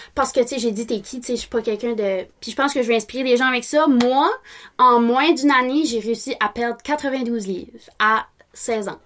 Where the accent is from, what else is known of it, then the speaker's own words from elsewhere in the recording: Bathurst, New Brunswick, Canada; je suis née à Bathurst, born and raised